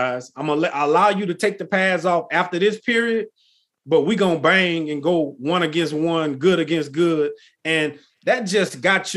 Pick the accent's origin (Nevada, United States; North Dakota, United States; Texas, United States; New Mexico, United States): Texas, United States; I grew up in Texas